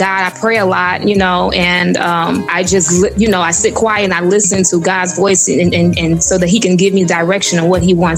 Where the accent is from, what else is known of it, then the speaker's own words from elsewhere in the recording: United States; also born or lived in Africa; I'm African born, but yet I was raised in America